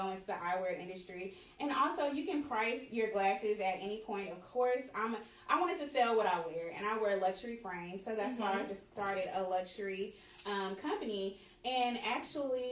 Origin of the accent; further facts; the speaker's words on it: Houston, Texas, United States; I am a Houstonian, a proud Houstonian. Yes. I love Houston, born and raised